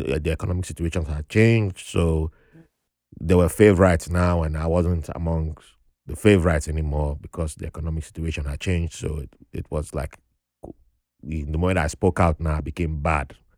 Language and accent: English; Nigeria; accent: Nigerian; now in United States; with my accent being fresh from Nigeria